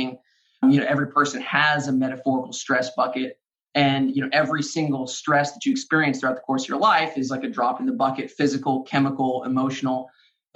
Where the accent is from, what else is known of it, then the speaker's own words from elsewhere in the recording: Arkansas, United States; I grew up in Arkansas